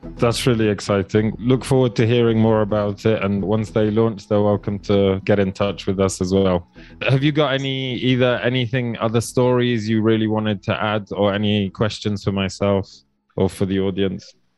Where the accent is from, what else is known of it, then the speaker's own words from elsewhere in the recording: Poland; now in Kenya; I grew up in Poland